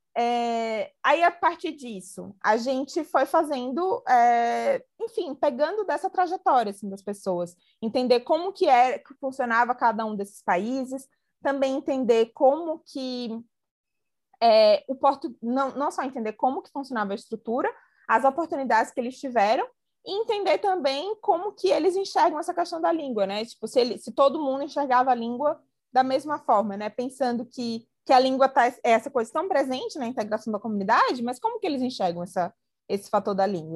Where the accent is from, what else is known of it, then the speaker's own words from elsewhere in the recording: Brazil; A gente como brasileiro